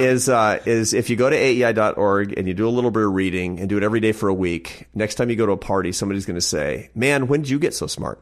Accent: Seattle, Washington, United States; growing up in Seattle

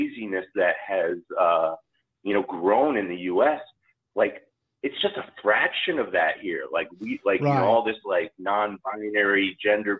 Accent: New York City, New York, United States; moved away as an adult; also born or lived in Austin, Texas; I grew up in New York City, and I left New York City for Austin, Texas in 2004

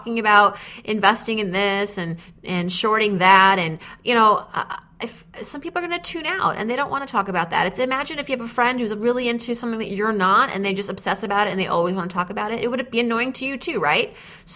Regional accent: New England, United States; We're from New England

